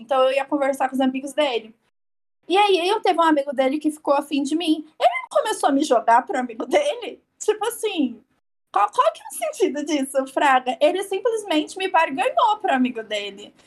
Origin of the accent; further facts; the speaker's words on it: São Paulo, Brazil; eu sou paulista